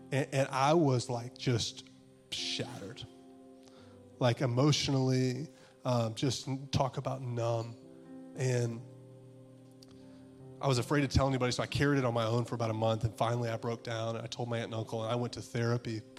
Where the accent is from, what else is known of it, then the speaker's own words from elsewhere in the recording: the South, United States; I remember I grew up in the South. I grew up in the Bible Belt, right?